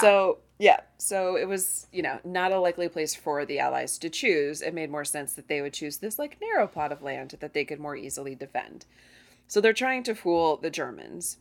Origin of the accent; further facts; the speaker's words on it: United States; as an American